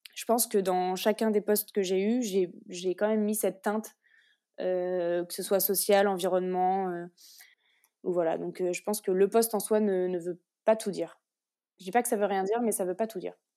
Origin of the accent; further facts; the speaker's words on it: Orléans, Centre-Val de Loire, France; also born or lived in Lille; je viens d'Orléans, j'étais à l'EDEC de Lille et, là je suis revenue dans la région pour faire mon alternance